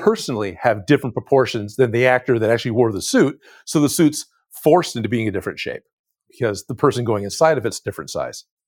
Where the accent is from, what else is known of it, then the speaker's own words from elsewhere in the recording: East Bay, California, United States; I grew up in the Bay Area of California. So, I was on, on the East Bay, uh, near, near Oakland and, and, and Hayward, uh, California.